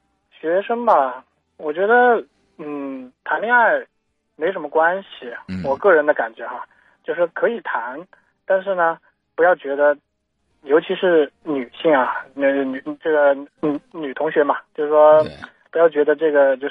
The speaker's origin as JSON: {"language": "Chinese", "town": "Changsha", "region": "Hunan", "country": "China", "said": "我是长沙的。"}